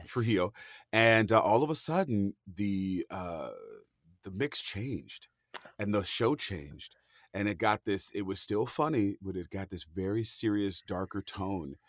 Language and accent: English; Hayward, California, United States; moved away; I'm from the San Francisco Bay Area, Hayward, California to my soul